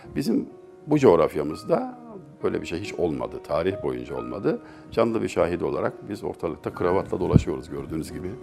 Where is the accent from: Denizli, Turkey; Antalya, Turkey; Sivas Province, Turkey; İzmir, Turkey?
Denizli, Turkey; Çameli; moved away as an adult; also born or lived in Istanbul; now in Ankara, Turkey; 1961 yılında doğduğum hususu tevatürle sabit. Ben bilmiyorum tabi. Şubat ayıymış. Denizli'nin Çameli ilçesi en küçük ilçedir.